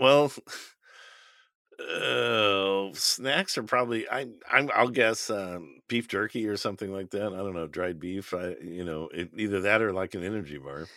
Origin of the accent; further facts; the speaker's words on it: United States; we're American